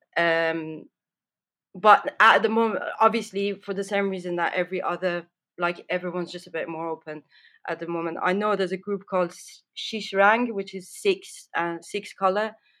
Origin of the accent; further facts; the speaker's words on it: Tehran, Tehran Province, Iran; I grew up in Tehran